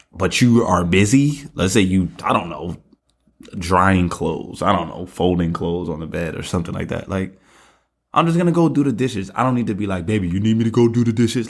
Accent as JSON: {"language": "English", "town": "New York City", "region": "New York", "country": "United States", "said": "I'm from Brooklyn"}